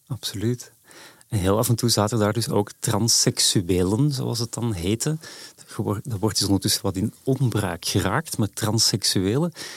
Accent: Edegem, Flanders, Belgium; moved away as an adult; also born or lived in Antwerp; now in Amsterdam, Netherlands; dat is de zuidrand van Antwerpen

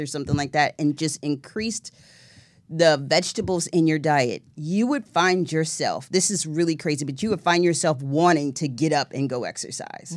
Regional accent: the South, United States; I'm a Southern girl

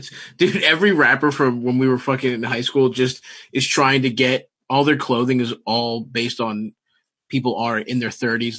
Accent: Baltimore, Maryland, United States; Growing up in Baltimore

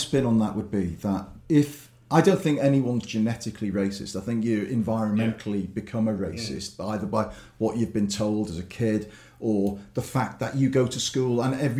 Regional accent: Liverpool, North West England, United Kingdom; I grew up in Liverpool in the 70s and 80s and you did have ghettos in those days

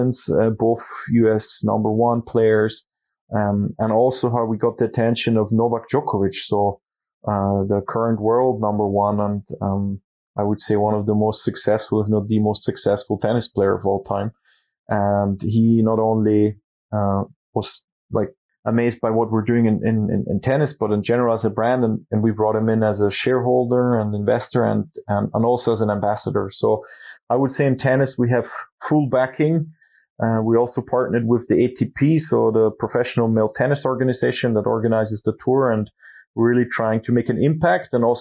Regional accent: Austria; we're from Austria and Europe, and the skiing is a big thing here

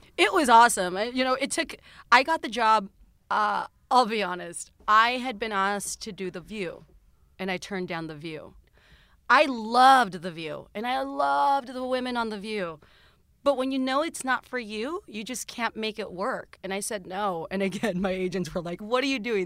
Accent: South Texas, United States; now in Los Angeles, United States; growing up in South Texas

